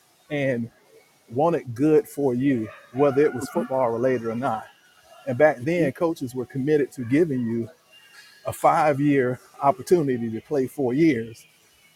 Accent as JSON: {"language": "English", "town": "Jacksonville", "region": "Florida", "country": "United States", "tie": "born or raised there", "said": "I grew up in Jacksonville, Florida. That's in the north, northeast part of Florida"}